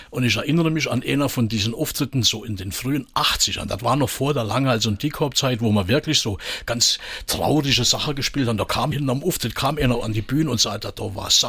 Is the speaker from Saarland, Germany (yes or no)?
yes; Marpingen, Saarland, Germany; geboren. Ich bin quasi äh, Eingeborener. Und mich hat's irgendwie trotzdem nie weggezogen. Also dieser Marpinger hat schon äh, Eigenheiten, die, die ich nicht missen will hier allzu.